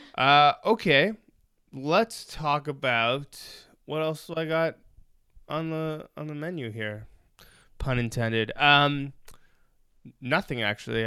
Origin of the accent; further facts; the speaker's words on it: Toronto, Ontario, Canada; born and raised in Toronto